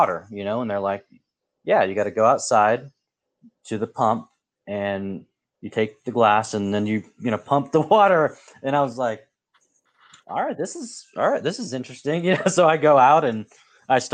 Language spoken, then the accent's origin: English; Portland, Oregon, United States; where I grew up in the Pacific Northwest. I grew up in Portland